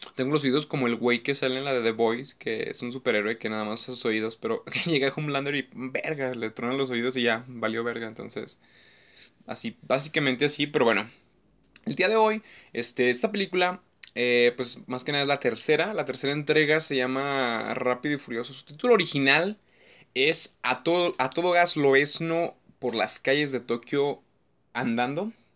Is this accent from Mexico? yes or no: yes; Mexico; somos mexicanos